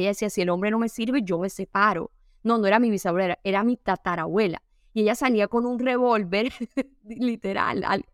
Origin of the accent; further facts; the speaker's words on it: Caribbean coast of Colombia, Colombia; Yo soy costeña